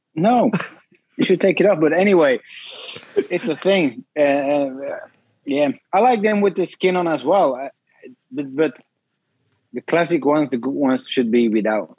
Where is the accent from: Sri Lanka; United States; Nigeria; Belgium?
Belgium; I'm from Belgium